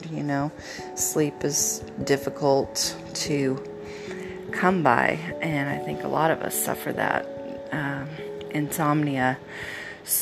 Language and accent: English; Oregon, United States; we're from Oregon and we always had a fresh tree